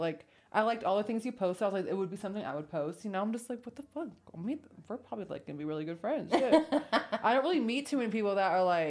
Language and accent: English; West Coast, United States; same country. Just, you know, you're from the East Coast, I'm from the West Coast.